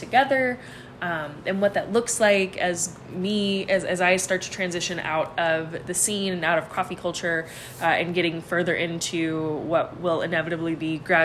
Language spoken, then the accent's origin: English; Arizona, United States; Arizona State University, which funnily enough is actually my hometown college